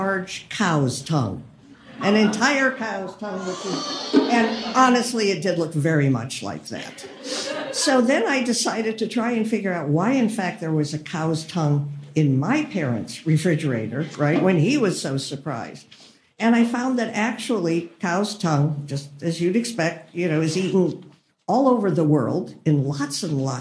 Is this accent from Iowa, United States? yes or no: yes; Des Moines, Iowa, United States; I'm from Des Moines. I'm a third generation immigrant